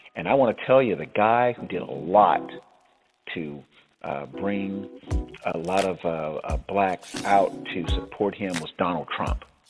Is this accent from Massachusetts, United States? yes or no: no; South Florida, United States; my friends that I grew up with in South Florida